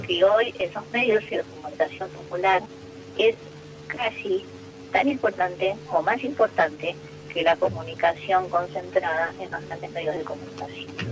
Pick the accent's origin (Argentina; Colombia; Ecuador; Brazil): Argentina; todos y todas como argentinos